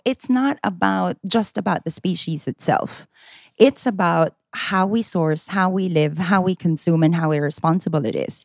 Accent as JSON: {"language": "English", "country": "Philippines", "said": "I'm Filipina"}